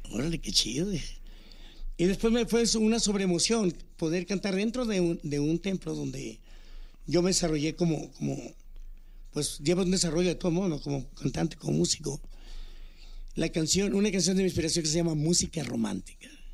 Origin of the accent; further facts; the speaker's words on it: Cherríos, Sinaloa, Mexico; also born or lived in Villa Unión, Sinaloa; fui parte del coro de la iglesia, tanto allá en mi rancho en Cherríos. Ajá como en Villa Unión cuando llegué al área de Mazatlán